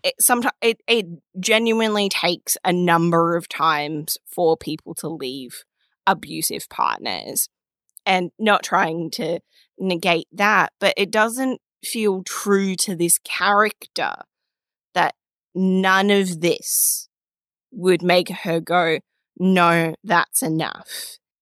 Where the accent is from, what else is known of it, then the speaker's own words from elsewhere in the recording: Australia; as an Australian.